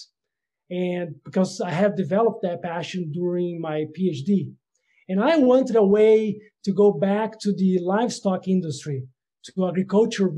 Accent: Brazil; moved away as an adult; also born or lived in Netherlands; I am originally from Brazil, and I got a DVM from the Federal University of Lavras

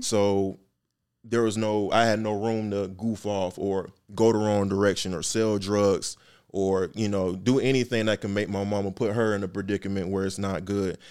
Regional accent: Atlanta, Georgia, United States; born or raised there; also born or lived in Miami, Florida

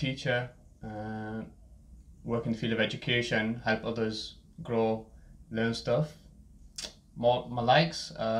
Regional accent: the north of the UK, the north of England, United Kingdom; born in the UK, grew up in the north of the UK

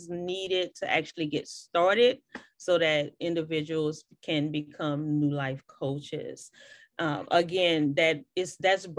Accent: New Orleans, Louisiana, United States; now in Houston, United States; I'm from New Orleans, and I grew up on bounce music

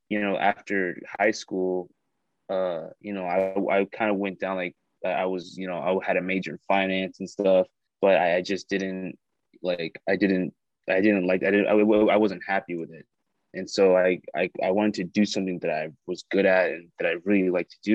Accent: South Florida, United States; I'm an actor from South Florida. I grew up here

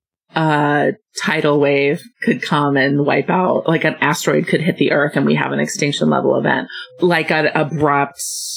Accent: Champaign, Illinois, United States; I am from Champaign, Illinois.

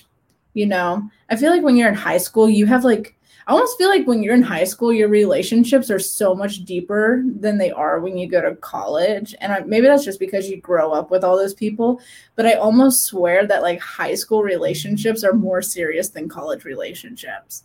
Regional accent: Midwest, United States; born or raised there; moved away as an adult; now in Huntsville, United States

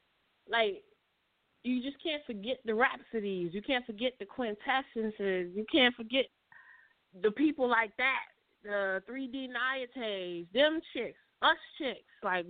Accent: New York, United States; now in Atlanta, United States; because I'm from New York

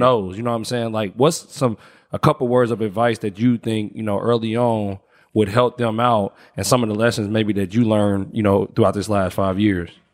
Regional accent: Indianapolis, Indiana, United States; moved away as an adult; also born or lived in Los Angeles, United States; I'm from Indianapolis, but I lived in L A for like eight years.

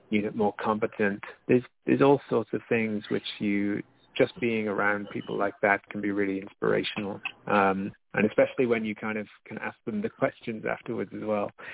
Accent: United Kingdom; moved away as an adult; also born or lived in Brisbane, Australia; now in Nijmegen, Netherlands; being a British person in Australia

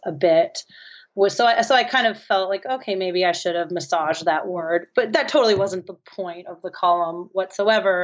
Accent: San Francisco, California, United States; I'm from San Francisco

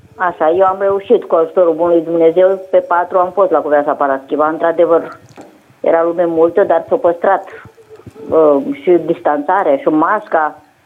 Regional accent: Bârlad, Vaslui County, Romania; sunt din Bărlad

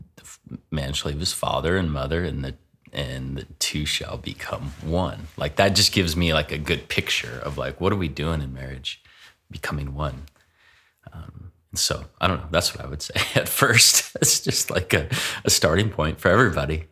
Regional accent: Seattle, Washington, United States; now in Spokane, United States; growing up in Seattle

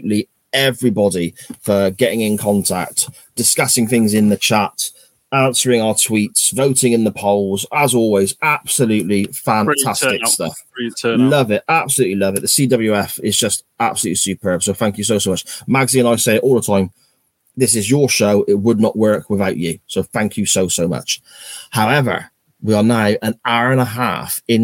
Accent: England, United Kingdom; an English football fan

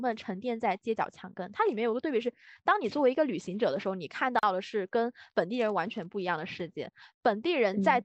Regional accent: China; 我的家乡它这种性特质会更加明确

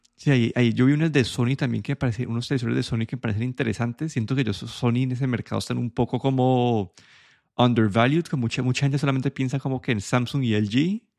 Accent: Colombia; moved away; yo cuando creciendo en Colombia

